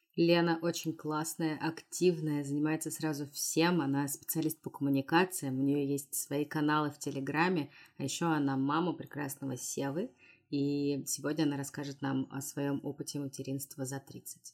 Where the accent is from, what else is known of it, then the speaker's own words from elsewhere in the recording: Tomsk, Tomsk Oblast, Russia; Я вообще родилась в Томске